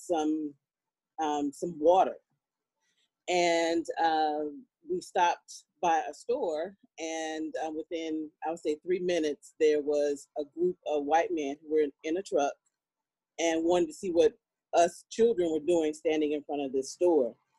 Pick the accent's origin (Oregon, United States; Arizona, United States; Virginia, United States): Virginia, United States; I'm from Virginia